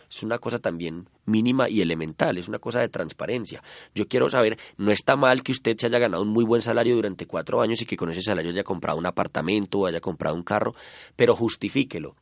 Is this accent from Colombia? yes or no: yes; Colombia; como colombianos